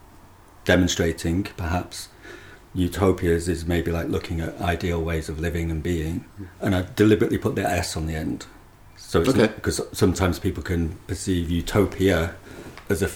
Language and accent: English; Manchester, North West England, United Kingdom; I grew up in North Manchester